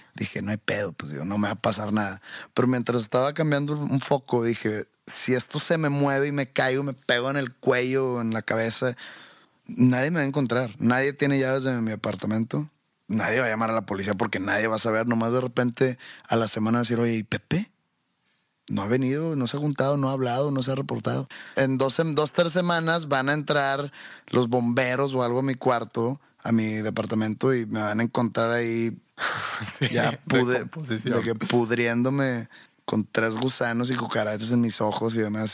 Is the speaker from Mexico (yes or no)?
yes; Mexico; Yo soy de México